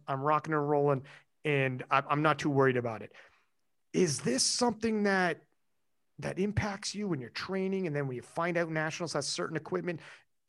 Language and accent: English; Canada; I'm Canadian